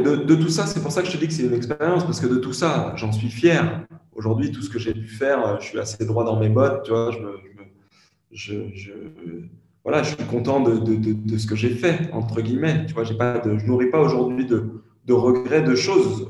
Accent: France; je suis français

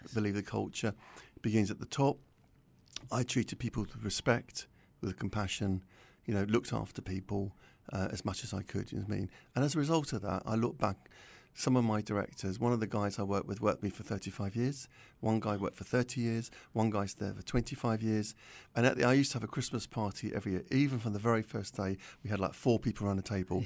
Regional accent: London, United Kingdom; I was brought up in North London, uh, Southgate, Winchmore Hill, around there.

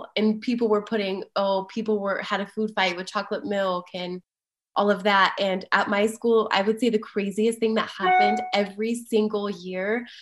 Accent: Las Vegas, Nevada, United States; now in Denver, United States; I grew up in Las Vegas and I was an avid volleyball player

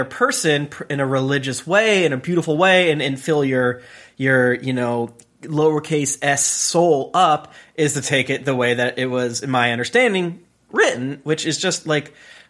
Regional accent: United States; as an American former Christian

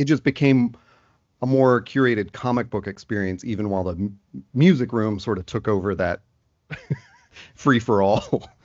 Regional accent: Nashville, Tennessee, United States; myself growing up in Nashville

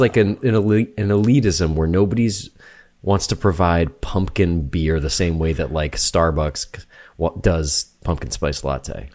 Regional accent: New Hampshire, United States; moved away; I'm from New Hampshire

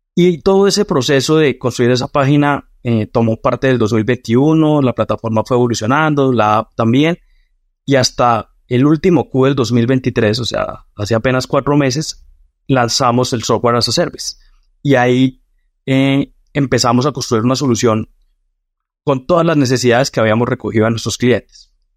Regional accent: Boyacá, Colombia; nací en una, pues, en, una provincia de, Colombia que se llama Boyacá

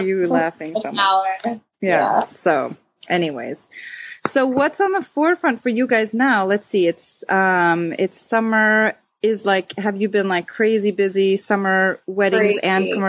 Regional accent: Schaumburg, Illinois, United States; moved away as an adult; I grew up in Schaumburg

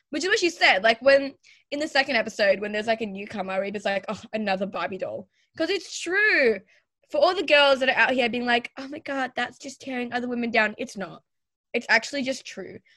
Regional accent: Pakistan; now in Australia; I'm also Pakistani. And this is the first time I've ever really seen a Pakistani Australian person on TV.

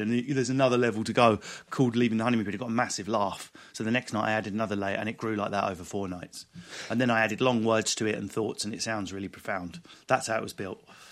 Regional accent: England, United Kingdom; we're not American. We're awkward and English

